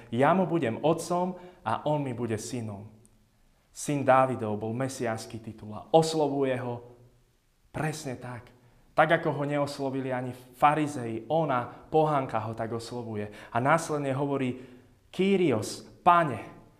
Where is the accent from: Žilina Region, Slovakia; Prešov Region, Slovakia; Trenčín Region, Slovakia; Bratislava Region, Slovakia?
Žilina Region, Slovakia; Jasenová; moved away; nás v Jasenovej, odkiaľ pochádzam, volajú mačkári, lebo v dedine máme kopu mačiek.